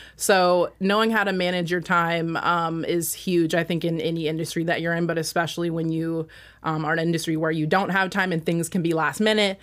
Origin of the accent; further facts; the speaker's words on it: Washington, United States; moved away as an adult; I am from Washington, and I was like, "You know what? I'm just gonna leave Washington. This place is too small